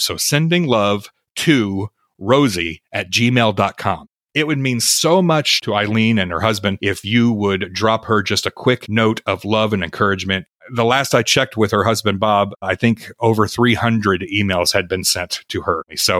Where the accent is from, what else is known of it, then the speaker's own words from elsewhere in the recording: Melbourne, Victoria, Australia; I am from Melbourne, Australia.